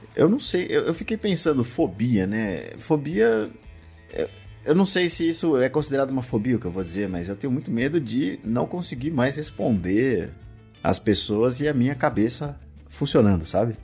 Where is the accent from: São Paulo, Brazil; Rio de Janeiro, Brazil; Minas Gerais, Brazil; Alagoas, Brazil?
São Paulo, Brazil; moved away; eu só percebi raízes quando eu saí de São Paulo